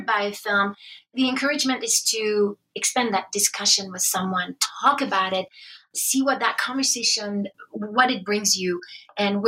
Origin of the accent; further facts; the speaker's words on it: France; moved away as an adult; now in United States; I'm from France. I came to BYU